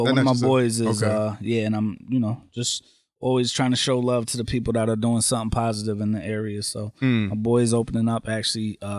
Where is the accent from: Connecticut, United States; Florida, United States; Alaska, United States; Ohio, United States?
Connecticut, United States; Waterbury; also born or lived in Massachusetts; moved to Waterbury.